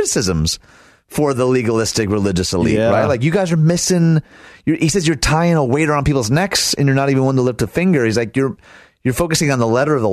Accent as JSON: {"language": "English", "area": "right outside Detroit", "region": "Michigan", "country": "United States", "tie": "born or raised there", "said": "I was born and raised right outside Detroit"}